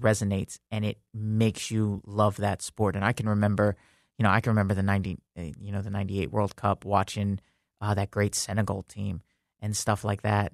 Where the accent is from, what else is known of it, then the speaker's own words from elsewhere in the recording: New York, United States; moved away; growing up in New York, my f, um, my family's Italian.